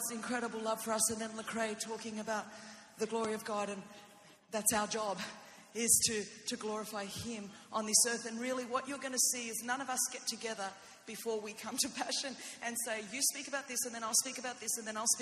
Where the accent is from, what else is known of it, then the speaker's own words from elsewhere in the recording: Greece; first language Greek; English is a second language; I know a little Greek myself because I am Greek and I am little, and I didn't speak English until I was five